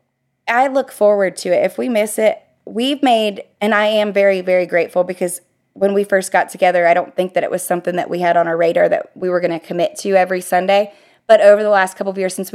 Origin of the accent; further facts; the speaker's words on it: Ohio, United States; moved away as an adult; now in Florida, United States; I'm from Ohio. All my family's in Ohio